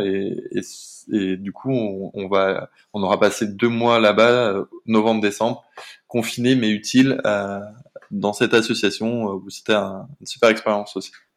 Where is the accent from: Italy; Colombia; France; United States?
France; near Saint-Étienne, Auvergne-Rhône-Alpes; moved away; also born or lived in Paris / Rio de Janeiro; on est originaire tous les deux de Rhône-Alpes, elle de Grenoble et moi de près de Saint-Étienne.